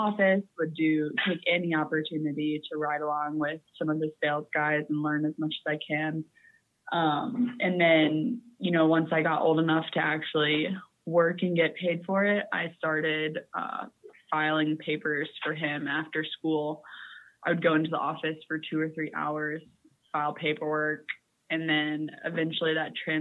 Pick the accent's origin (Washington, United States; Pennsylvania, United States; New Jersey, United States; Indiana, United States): Indiana, United States; moved away as an adult; now in Colorado, United States; I didn't grow up in Colorado. I'm originally from Indiana